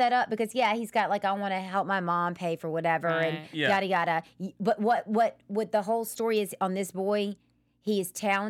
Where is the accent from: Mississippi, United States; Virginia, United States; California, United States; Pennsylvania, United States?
Mississippi, United States; he's from my home state, Mississippi.